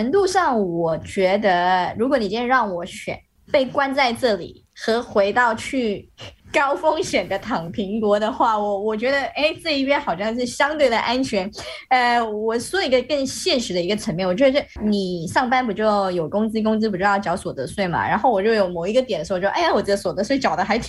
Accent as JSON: {"language": "Chinese", "country": "Malaysia", "lives_now": "China", "said": "我是外国人嘛，我在这边，嗯、但是呃中国和马来西亚是互惠国， 所以我在中国打疫苗是免费的。"}